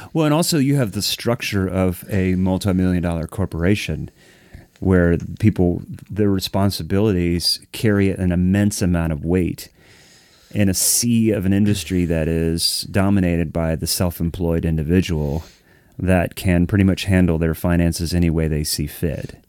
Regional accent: Columbus, Ohio, United States; I grew up in Columbus, so always went to Columbus Pro Percussion

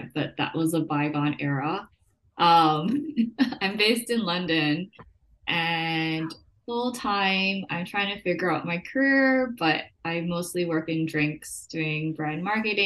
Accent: Macau; now in New York, United States; we were both born and raised in Macau. We were classmates and then we both moved to the States

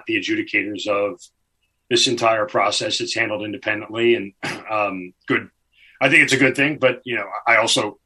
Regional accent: New York, United States; I'm from New York

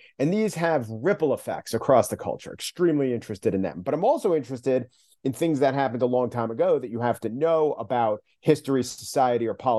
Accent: Long Island, New York, United States; I grew up on Long Island, the son of teachers

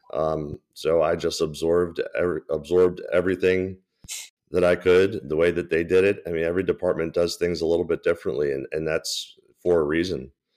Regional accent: Baltimore, Maryland, United States; born and raised in Baltimore, so it's, it's cool to work where I was born and raised

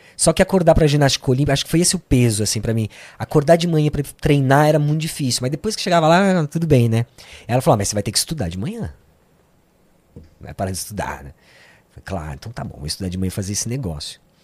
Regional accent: São Paulo, Brazil; also born or lived in Santo André / Sapopemba, São Paulo; A gente veio pro Ipiranga, uhum. onde sempre vivi.

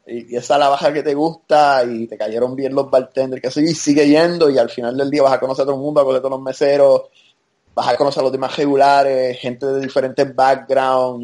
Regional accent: Puerto Rico; moved away as an adult; now in United States; obviamente me crié en Puerto Rico, pero yo viví toda mi vida adulta ya en los Estados Unidos.

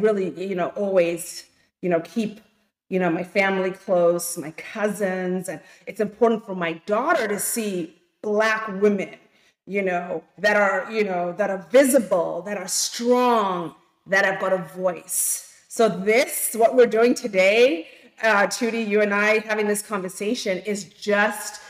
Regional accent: Zimbabwe; moved away as an adult; now in United States; I'm from Zimbabwe. I've been here now 24 years, and I came, you know, to school

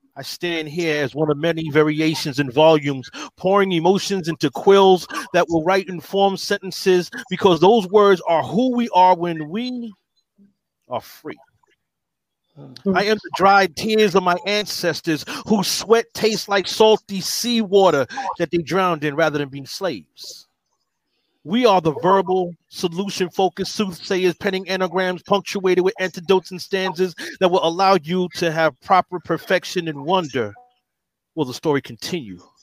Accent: New York City, New York, United States; I'm from the Bronx, New York

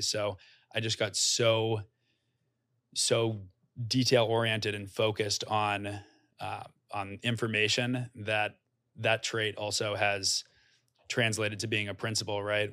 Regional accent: Norwell, Massachusetts, United States; moved away as an adult; also born or lived in New York City, United States; I'm from a small town outside of Boston called Norwell, has about eleven thousand people

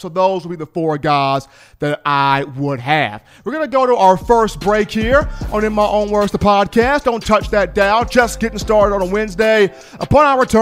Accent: Virginia, United States; I was born in Virginia, so got that Virginia swag here on the show

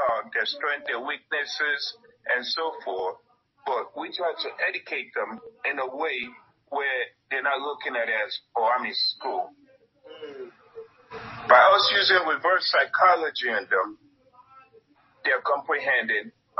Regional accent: United States; I grew up in America. I grew up in one of the roughest neighborhoods.

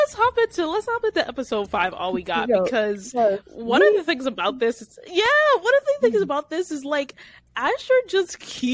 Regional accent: Harlem, New York, United States; Yeah, I'm from Harlem. We're straight up real.

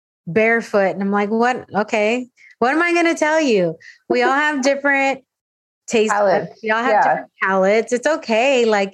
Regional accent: San Diego, California, United States; Because I grew up in San Diego. So we would go to Tijuana. We would go to TJ or anywhere down into Baja all the time.

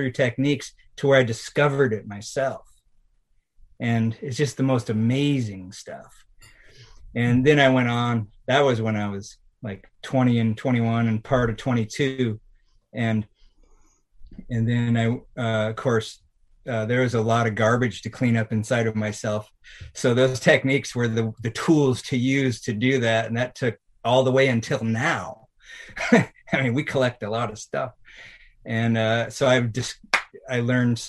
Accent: Washington, United States; it was in my hometown

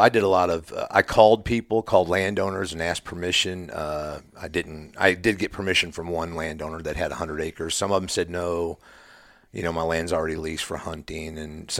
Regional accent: Missouri, United States; Originally, I've lived in northwest Missouri all my life, hunted since I was a kid

